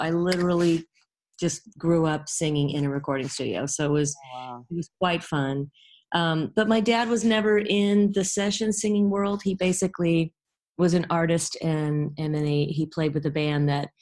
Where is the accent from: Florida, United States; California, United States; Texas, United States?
California, United States; Los Angeles; I'm from Los Angeles, believe it or not. I was born at USC and raised in the Valley